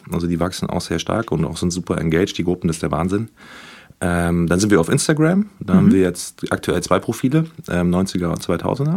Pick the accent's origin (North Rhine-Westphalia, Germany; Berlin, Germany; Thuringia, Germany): Berlin, Germany; Ich komme hier aus Berlin. Ich bin sogar hier um die Ecke aufgewachsen